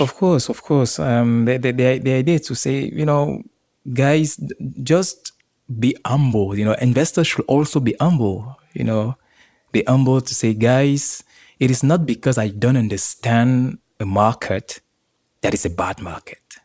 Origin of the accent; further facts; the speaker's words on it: Yaoundé, Centre, Cameroon; moved away; also born or lived in Marseille, France; born and raised in, uh, Yaoundé, Cameroon